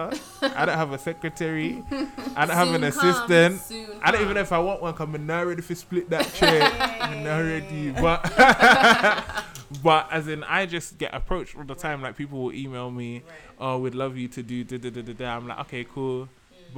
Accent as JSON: {"language": "English", "region": "London", "country": "United Kingdom", "tie": "born or raised there", "said": "growing up in London"}